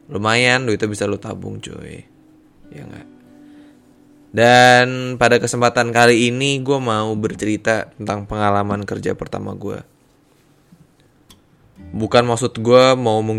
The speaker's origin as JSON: {"language": "Indonesian", "region": "Jakarta", "country": "Indonesia", "said": "asal gue dari Jakarta dan saat ini gue bekerja di salah satu kantor hukum di bilangan Jakarta Selatan."}